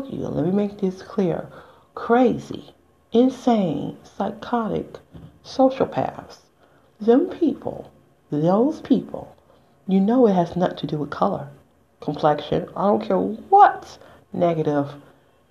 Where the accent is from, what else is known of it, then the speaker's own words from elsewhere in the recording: United States; I'm just an American citizen, so born and raised.